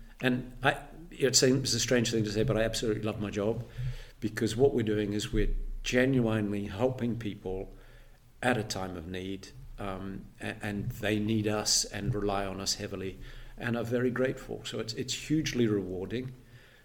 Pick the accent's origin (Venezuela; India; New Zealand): New Zealand; moved away as an adult; now in Edinburgh, United Kingdom; I'm actually a Kiwi, born in New Zealand, married a Fifer, and settled here in Edinburgh.